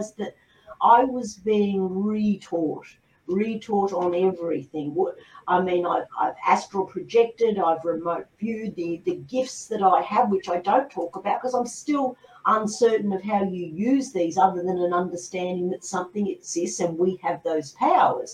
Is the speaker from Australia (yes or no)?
yes; Australia; I'm an Australian